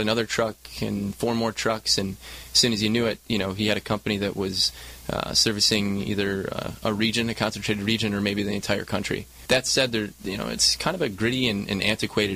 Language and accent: English; Michigan, United States; moved away as an adult; also born or lived in Chicago, Illinois; now in Southern California, United States; Born and raised in Michigan